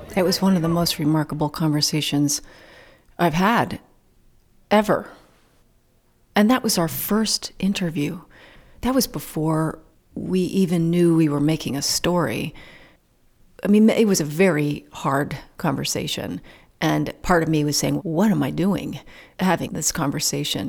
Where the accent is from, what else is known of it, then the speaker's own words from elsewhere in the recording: Calais, Vermont, United States; This town, where I live in Callis, is very different from Marshfield, which is the town next door. It's very different. I'm from Callis, I'm not from Marshfield.